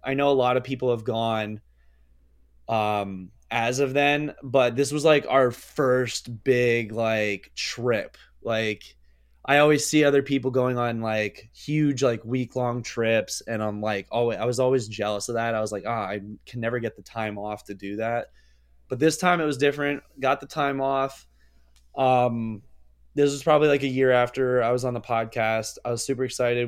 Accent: Pennsylvania, United States

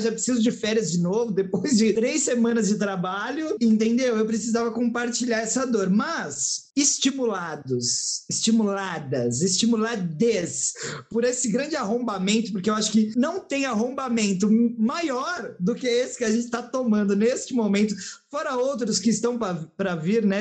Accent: São Paulo, Brazil; eu, que sou de São Paulo mesmo

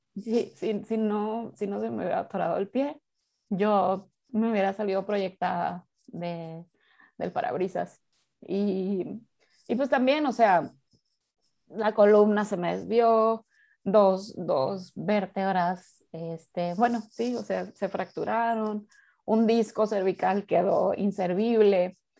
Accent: Mazatlán, Sinaloa, Mexico; yo soy de Mazatlán, Sinaloa

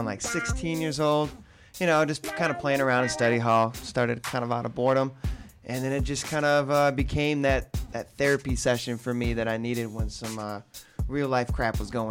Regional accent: Maple Lake, Minnesota, United States; It's called Maple Lake. It's by like St. Cloud, that area

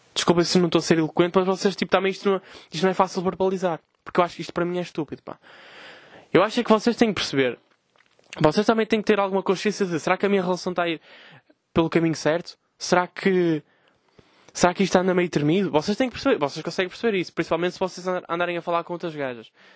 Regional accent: Vila Nova de Gaia, Norte, Portugal; eu sou de Gaia

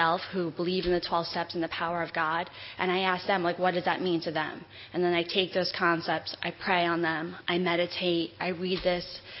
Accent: Whitehall, New York, United States; also born or lived in Queens, New York; my mom moved us to Whitehall, New York from Queens

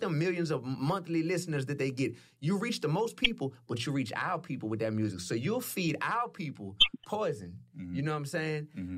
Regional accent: New Orleans, Louisiana, United States; I'm from New Orleans.

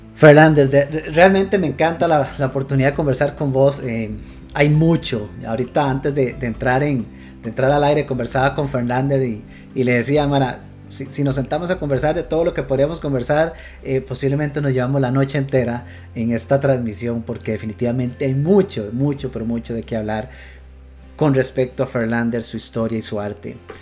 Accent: Costa Rica; quienes somos de Costa Rica

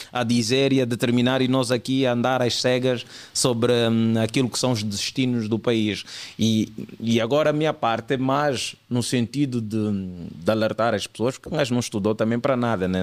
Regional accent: Angola; somos atores, mas também, mas a nossa cena é mesmo é humor, sou, sou humorista, humorista angolano

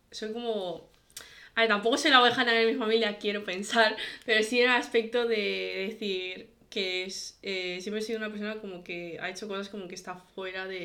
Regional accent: China; Eh, yo obviamente soy china, eh, mi familia es bastante conservadora

